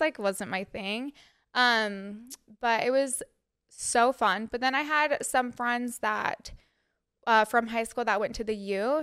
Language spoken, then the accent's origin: English; Cottonwood Heights, Utah, United States; moved away as an adult; now in New York City, United States; I am from Utah